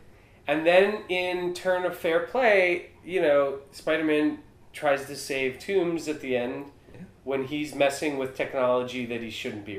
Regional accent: New York City, New York, United States; two New Yorkers on this podcast

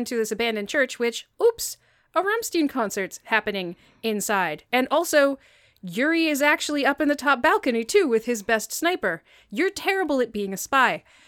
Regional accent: United States; I'm American

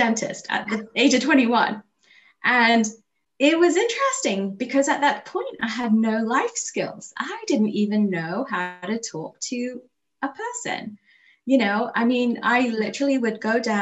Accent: England, United Kingdom; moved away as an adult; also born or lived in Kampala, Uganda; now in Abington, United States; I grew up in England

